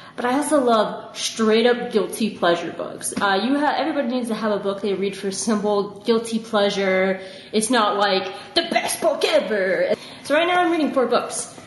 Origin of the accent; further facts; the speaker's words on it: the South, United States; I'm from the South